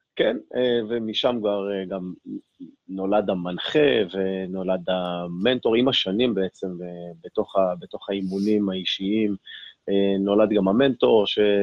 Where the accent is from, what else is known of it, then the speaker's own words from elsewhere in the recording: Ashkelon, Southern District, Israel; יליד אשקלון, נולדתי ב-1980